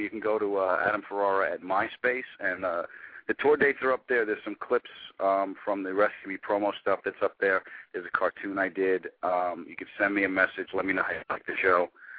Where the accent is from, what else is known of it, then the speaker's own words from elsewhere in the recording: Long Island, New York, United States; Yeah, Long Island.